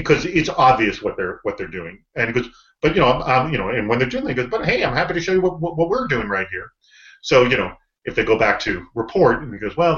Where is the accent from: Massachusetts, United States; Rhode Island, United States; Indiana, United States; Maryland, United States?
Massachusetts, United States; Boston; moved away as an adult; also born or lived in St. Louis; I grew up in Boston